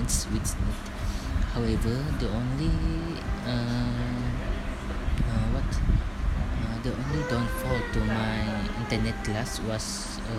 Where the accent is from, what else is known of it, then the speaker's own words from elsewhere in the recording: Sarawak, Malaysia; moved away as an adult; also born or lived in Perak; I'm from Sarawak, and I study at UPSI that is in Perak